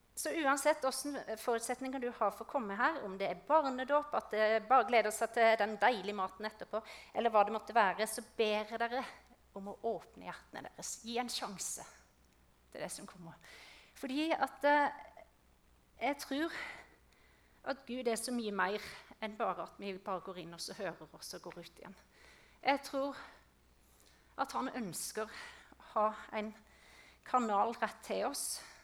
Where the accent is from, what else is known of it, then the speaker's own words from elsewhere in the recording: Østre Moland, Agder, Norway; moved away as an adult; now in Vegårshei, Norway; Jeg er oppvokst i Østre Moland